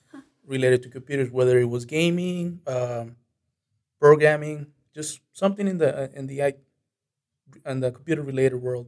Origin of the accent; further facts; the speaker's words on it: Monterrey, Nuevo León, Mexico; now in United States; My hometown is uh, Monterrey